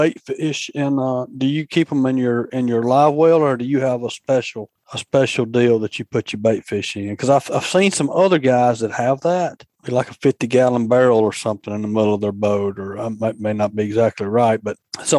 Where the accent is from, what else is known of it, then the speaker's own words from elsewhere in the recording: Demopolis, Alabama, United States; when I was growing up in Demopolis over there on the Tombaby River